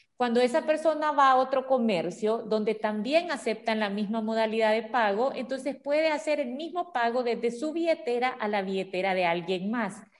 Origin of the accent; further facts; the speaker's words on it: El Salvador; todos somos salvadoreños